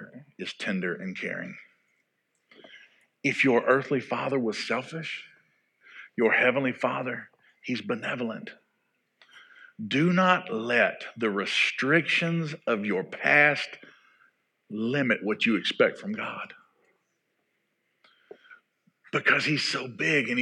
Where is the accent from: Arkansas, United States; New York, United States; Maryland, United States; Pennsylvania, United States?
Arkansas, United States; growing up in Arkansas